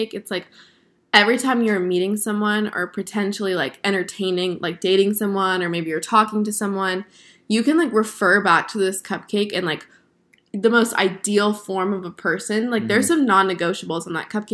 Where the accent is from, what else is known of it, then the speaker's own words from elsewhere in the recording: South Florida, United States; I grew up in South Florida.